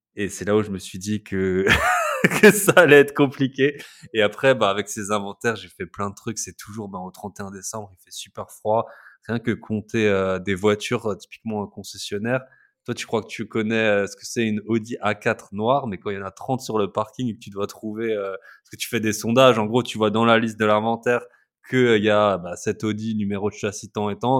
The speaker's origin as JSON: {"language": "French", "area": "Alsace", "region": "Grand Est", "country": "France", "moved": "yes", "said": "je suis alsacien au départ. on adore l'Alsace"}